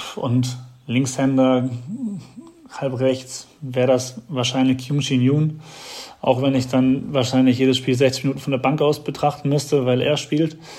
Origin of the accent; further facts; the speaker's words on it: Heidelberg, Baden-Württemberg, Germany; neben Heidelberg ist, wo ich herkomme